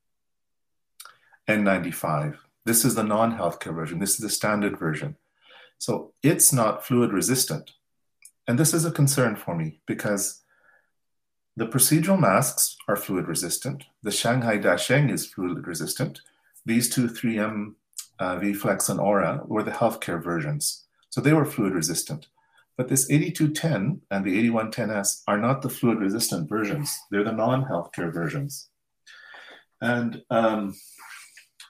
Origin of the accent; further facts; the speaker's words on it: Canada; as a Canadian engineer